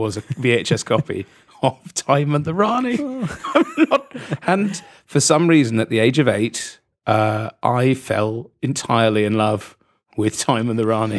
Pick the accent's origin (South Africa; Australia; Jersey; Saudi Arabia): Jersey; I'm from Jersey